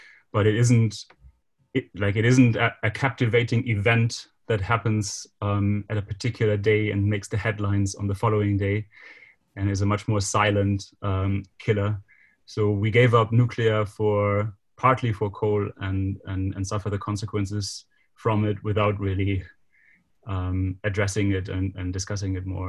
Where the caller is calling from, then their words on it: Germany; I'm calling now from Germany